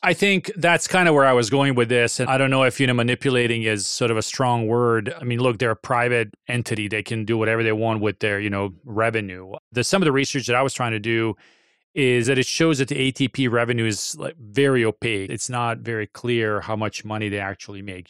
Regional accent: Serbia; my home country

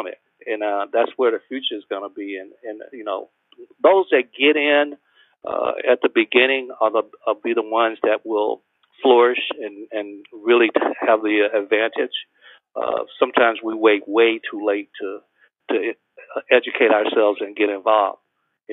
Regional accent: Alabama, United States; me growing up in Alabama in the 50s

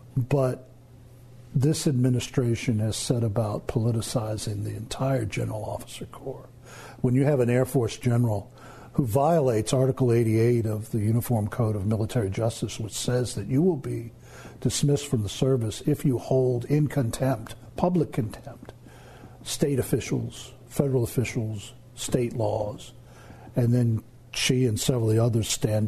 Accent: England, United Kingdom; Growing up in England and seeing in beautiful places like Bath, the fragment marks on the beautiful buildings of the Royal Crescent from the Luftwaffe bombs.

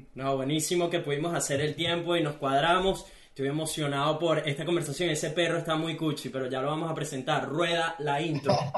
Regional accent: Venezuela; now in Gold Coast, Australia

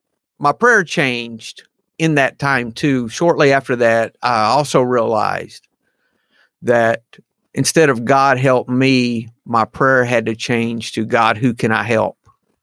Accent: the South, United States; I did not, but I am from the South, no doubt.

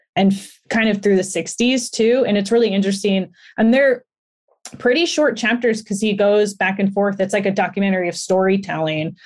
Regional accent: Los Angeles, California, United States; I grew up in Los Angeles, so it's, like, it's my history

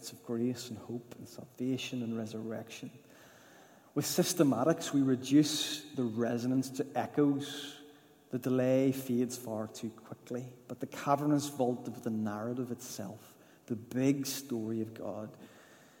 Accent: Newtownards, Northern Ireland, United Kingdom; growing up in the Baptist church in Newton Ards, and it was a brilliant upbringing in a lovely church

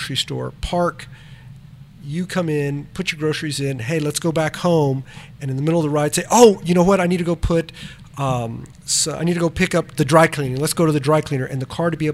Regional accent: South Texas, United States; we're from South Texas

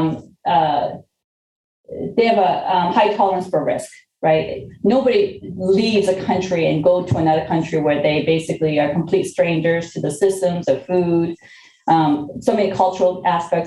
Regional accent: Lawrence, Massachusetts, United States; also born or lived in Korea; I was not born in this country. I came from Korea at a very young age. And when my family first moved here, we actually lived in the city of Lawrence

